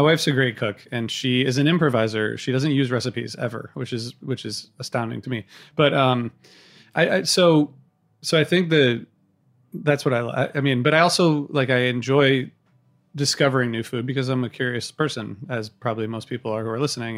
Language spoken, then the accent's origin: English; Midwest, United States; I grew up in the Midwest